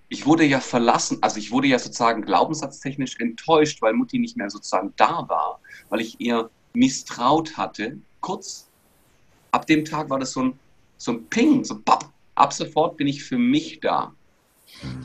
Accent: Bietigheim-Bissingen, Baden-Württemberg, Germany; generell bin ich aus Bietigheim-Bissingen, also Stuttgarter Region, da bin ich geboren worden

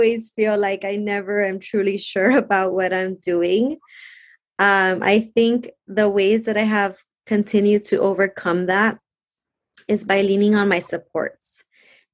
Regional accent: Compton, California, United States; also born or lived in Lynwood, California; I grew up in Compton and Linwood

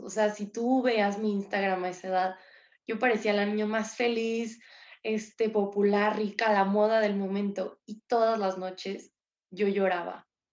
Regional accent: San Luis Potosí, Mexico; Yo soy de San Luis Potosí

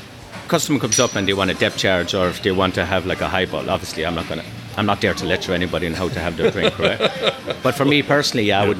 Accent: Tipperary, Munster, Ireland; moved away as an adult; also born or lived in Galway, Ireland; now in Japan; My parents were farmers. I had no interest in that. So I moved from Tipperary to Galway at a young age.

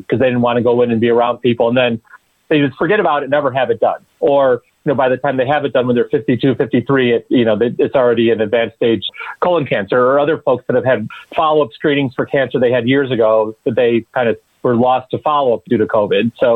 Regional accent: Chicago, Illinois, United States; I grew up in Chicago too

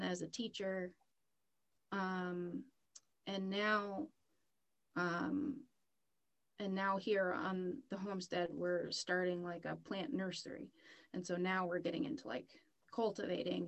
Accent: southern Maine, United States; I'm born and raised in Maine, originally southern Maine

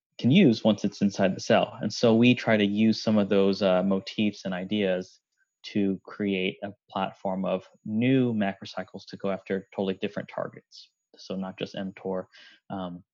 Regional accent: Gaithersburg, Maryland, United States; also born or lived in Boston; I'm actually a Maryland native. I grew up in Gaithersburg.

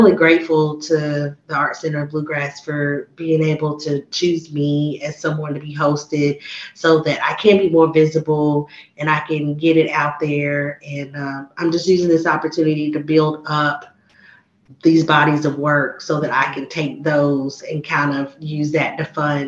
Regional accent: Harrisburg, Pennsylvania, United States; yeah, I had a good experience growing up in Danville and Harrisburg.

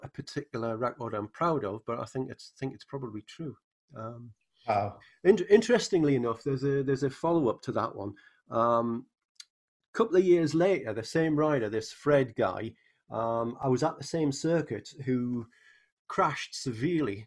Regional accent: Newcastle upon Tyne, North East England, United Kingdom; accent: northern; now in St. Louis, United States; I was brought up in Newcastle upon Tyne in England, which has a particular northern accent

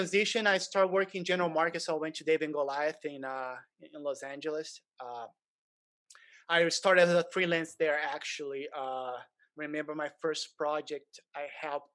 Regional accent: Brazil; moved away as an adult; I'm originally from Brazil, but different from a lot of Brazilians that come here after they've been successful in Brazil.

